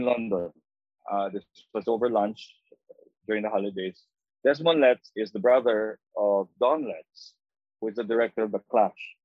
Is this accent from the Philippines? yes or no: yes; Philippines; I'm a Filipino, mm I've traveled uh, 13 hours from Manila